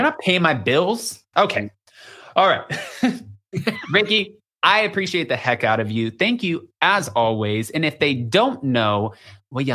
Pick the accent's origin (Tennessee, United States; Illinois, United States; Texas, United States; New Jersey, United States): Texas, United States; Austin; I'm from Austin, Texas, and I had an accent.